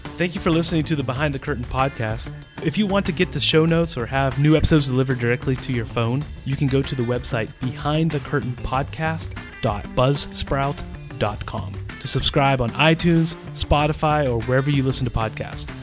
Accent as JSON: {"language": "English", "country": "United States", "moved": "as an adult", "lives_now": "Czech Republic", "said": "As an American citizen who has lived in Central Europe for almost twenty years"}